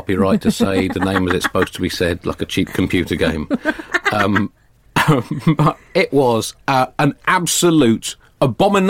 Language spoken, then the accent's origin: English; United Kingdom; I'm British